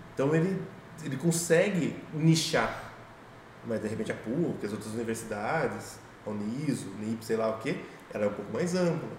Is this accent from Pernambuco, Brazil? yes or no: no; Sorocaba, São Paulo, Brazil; A gente está aqui em Sorocaba, vamos dizer, a gente cresceu aqui, vive aqui